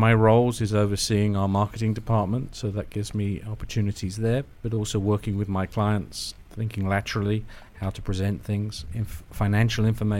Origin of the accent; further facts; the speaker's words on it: London, United Kingdom; moved away as an adult; now in United States; Originally from London, United Kingdom.